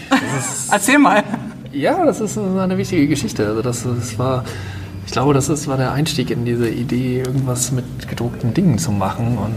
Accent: Sankt Augustin, North Rhine-Westphalia, Germany; Nee, ich komme aus St. Augustin.

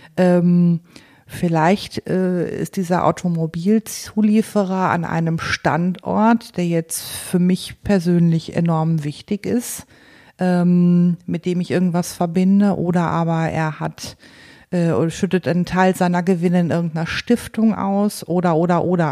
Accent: Paderborn, North Rhine-Westphalia, Germany; ich komme aus Paderborn

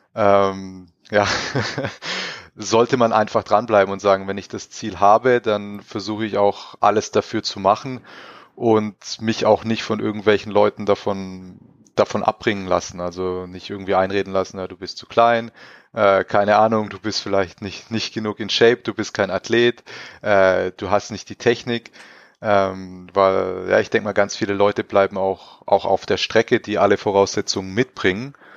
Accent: Crailsheim, Baden-Württemberg, Germany; moved away as an adult; also born or lived in Villingen-Schwenningen / Rastatt / Karlsruhe; meine ersten Schritte habe ich in Kreilsheim gemacht, in meiner Heimatstadt

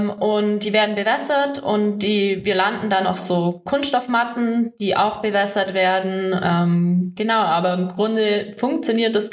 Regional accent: Oberstdorf, Bavaria, Germany; bei uns in Oberstoff ist die Schanze natürlich vor der Haustüre. Ähm, mein großer Bruder hat das ähm, auch mal gemacht

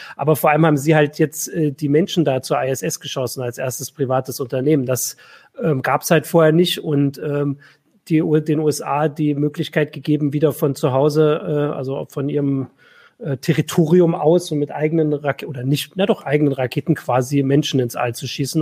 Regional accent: East Germany, Germany; ich bin ja jetzt äh, aus dem Osten

